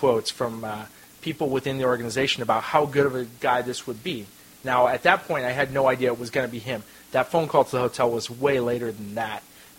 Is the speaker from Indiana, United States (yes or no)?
no; Rohnert Park, California, United States; I'm from Runner Park, Sonoma County.